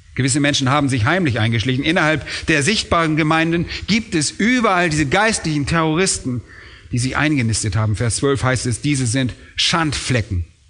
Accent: Germany; wir wollen als Deutsche

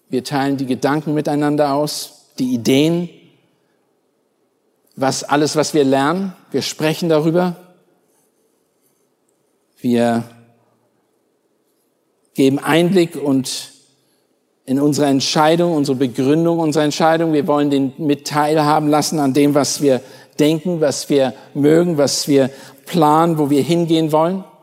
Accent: Germany; Meine Frau ist aufgewachsen in Kalifornien, ich bin aufgewachsen in Deutschland.

